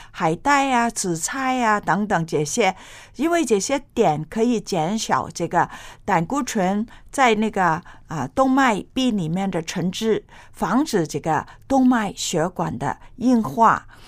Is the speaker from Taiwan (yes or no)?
no; China; 我们中国人